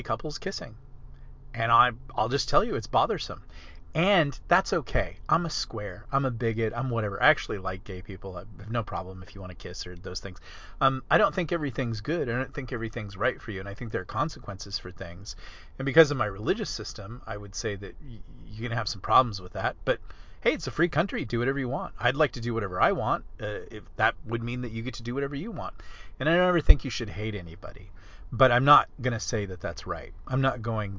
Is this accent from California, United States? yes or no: yes; California, United States; I come from California